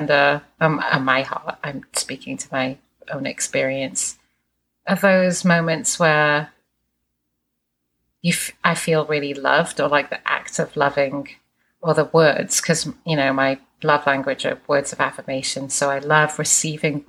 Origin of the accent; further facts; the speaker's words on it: England, United Kingdom; moved away; I grew up in England